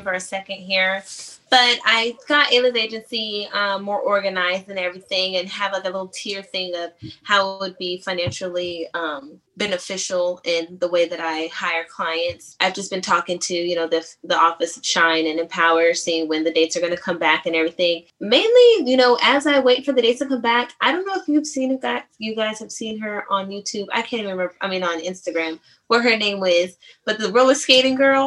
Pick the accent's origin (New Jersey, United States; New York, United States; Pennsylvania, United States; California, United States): California, United States; San Diego; now in Atlanta, United States; I'm from San Diego